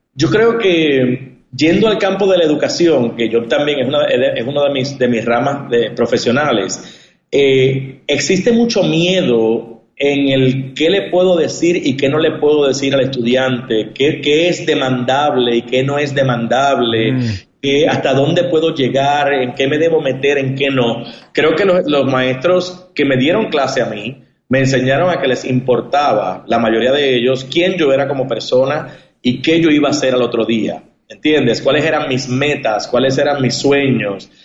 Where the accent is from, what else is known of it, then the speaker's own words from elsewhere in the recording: Puerto Rico; moved away as an adult; also born or lived in New York / Miami / Los Angeles / Spain; yo tengo la suerte o la bendición de haber nacido en Puerto Rico